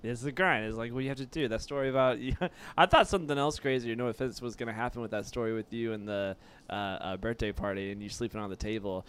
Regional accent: Kentucky, United States; now in Florida, United States; I'm from Kentucky

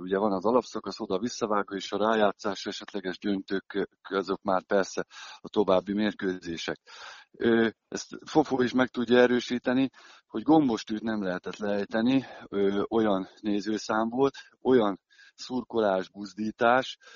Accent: Szolnok, Jász-Nagykun-Szolnok, Hungary; én Szolnokon nevelkedtem, ott kerültem be a profi világba

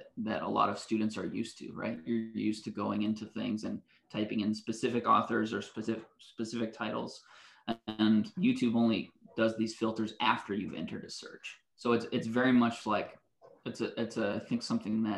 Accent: West Coast, United States; moved away; also born or lived in Canada; I grew up on the West Coast and I went to school in Canada.

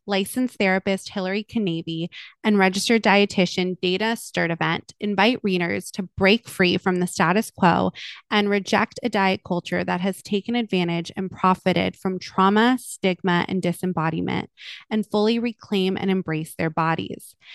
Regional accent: United States; a woman growing up in American culture

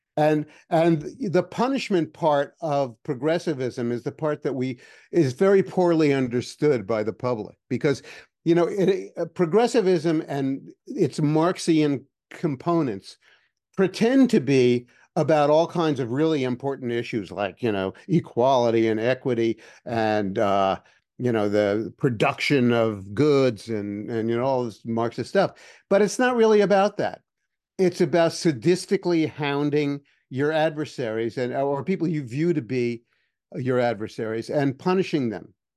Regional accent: New York City, New York, United States; moved away as an adult; I grew up in Manhattan and I, you know, I was a teenager there

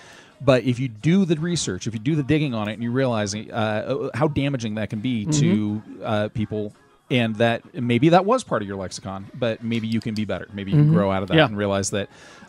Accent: Los Angeles, California, United States; We grew up in Los Angeles

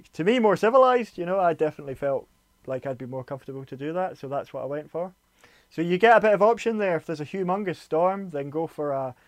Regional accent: Glasgow, Scotland, United Kingdom; I'm from Glasgow

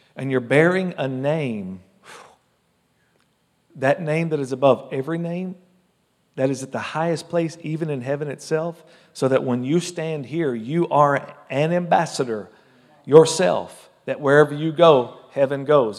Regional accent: United States; I love being an American citizen

